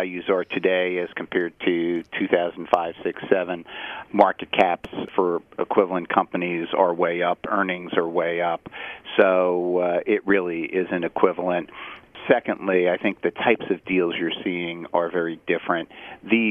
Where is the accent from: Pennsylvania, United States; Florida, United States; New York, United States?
New York, United States; New York City; born on this island, grew up in New York City. All my education was in the city of New York